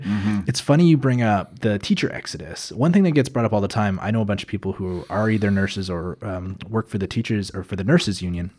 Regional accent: Calgary, Alberta, Canada; moved away as an adult; now in Edmonton, Canada; I'm actually from Calgary uh, originally. I know, i I know I, but I, I, moved up to Edmonton nine years ago

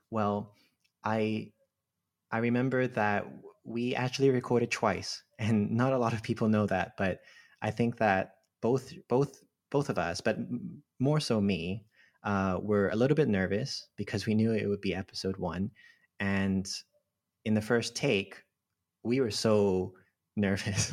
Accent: Hong Kong; moved away; also born or lived in Cambridge; I grew up in Hong Kong, and, uh, I'm a Filipino Chinese, uh, person.

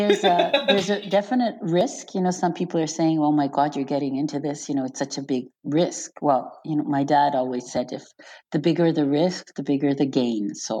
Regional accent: Beaconsfield, Quebec, Canada; So I'm from Beaconsfield, and in Beaconsfield in spring, it would smell of you know, chemicals instead of flowers, because everyone was spraying their lawn so to kill all the dandelions.

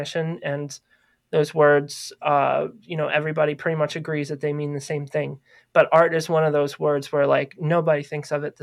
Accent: Maryland, United States; moved away as an adult; I grew up in Maryland. I didn't move here until 2012. So I spent a good 27 years in Maryland

